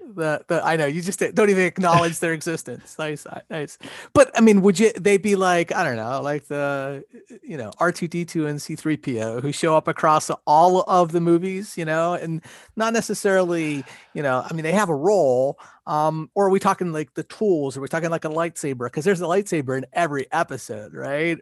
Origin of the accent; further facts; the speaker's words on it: Pennsylvania, United States; we're both from Pennsylvania.